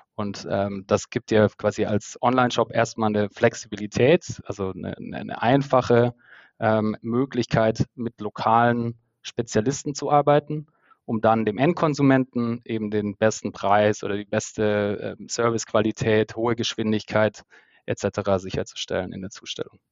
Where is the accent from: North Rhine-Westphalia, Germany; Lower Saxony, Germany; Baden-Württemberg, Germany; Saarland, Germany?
Baden-Württemberg, Germany; Stuttgart area; moved away as an adult; now in Berlin, Germany; aus dem Stuttgarter Raum, wo ich herkomme